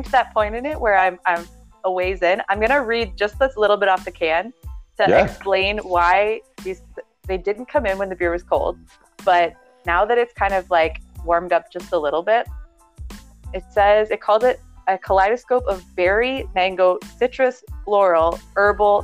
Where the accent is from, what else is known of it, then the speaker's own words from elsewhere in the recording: Brampton, Ontario, Canada; I grew up in Brampton